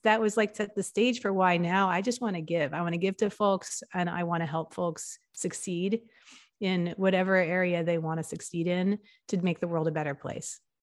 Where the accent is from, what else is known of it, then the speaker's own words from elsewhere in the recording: New York and New Haven, Connecticut, East Coast, United States; also born or lived in Philadelphia, Pennsylvania; I grew up in the East Coast, and I grew up in New York and in New Haven, Connecticut, and, um, and in, I was born in Philadelphia, in Pennsylvania